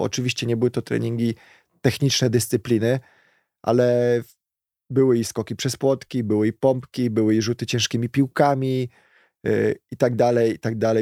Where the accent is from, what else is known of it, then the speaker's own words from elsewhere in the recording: Kielce, Świętokrzyskie Voivodeship, Poland; w pobliżu miejsca zamieszkania mieliśmy niedaleko tutaj zalew w Kielcach